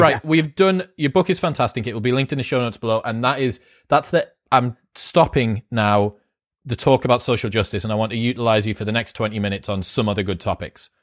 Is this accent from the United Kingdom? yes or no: yes; United Kingdom; as a Brit